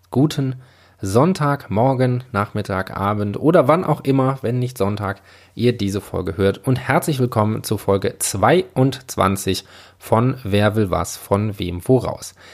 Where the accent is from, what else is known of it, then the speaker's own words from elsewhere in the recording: Northern Germany, Germany; now in Frankfurt, Germany; habe ich mich entschlossen, für September meine wunderschöne Stadt Frankfurt zu verlassen und in meine Heimat nach Norddeutschland zu gehen